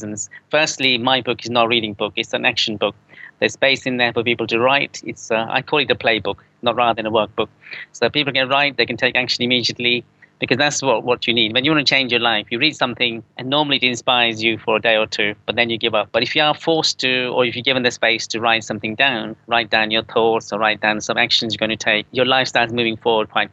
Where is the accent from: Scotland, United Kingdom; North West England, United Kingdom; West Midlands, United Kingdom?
West Midlands, United Kingdom; Coventry; now in London, United Kingdom; I'm from the Midlands originally in Coventry